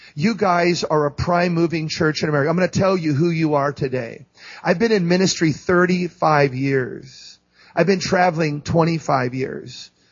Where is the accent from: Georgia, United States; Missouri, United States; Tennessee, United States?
Missouri, United States; St. Louis; I'm from St. Louis.